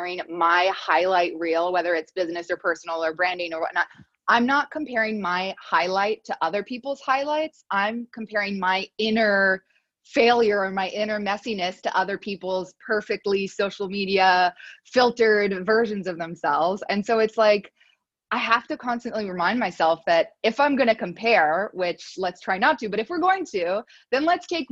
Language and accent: English; Montreal, Quebec, Canada; I'm from Montreal